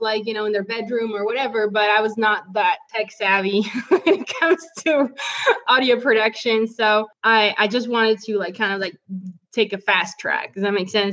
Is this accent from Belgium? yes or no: yes; Belgium; English is a second language; moved away as an adult; also born or lived in France; now in Tennessee, United States; I'm actually originally from Belgium. I grew up in Belgium.